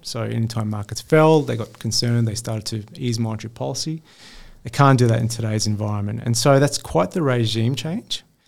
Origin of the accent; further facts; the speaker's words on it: Sydney, New South Wales, Australia; I grew up in Western Sydney in a postcode that most fund managers wouldn't step foot in with a public school education